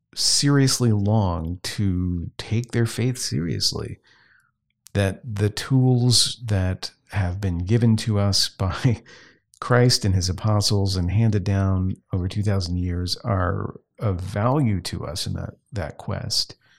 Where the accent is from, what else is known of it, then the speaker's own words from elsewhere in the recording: Southwest Louisiana, United States; I grew up in Southwest Louisiana where Roman Catholicism is the norm.